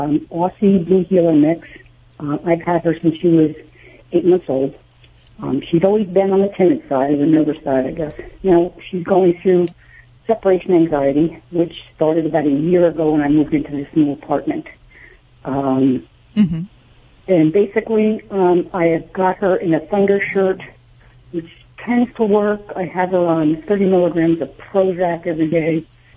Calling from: Albany, New York, United States; I'm in Albany, New York.

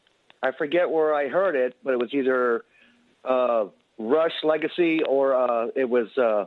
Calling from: Arkdale, Wisconsin, United States; Wisconsin Rapids, about 25 miles south. It's Arkdale.

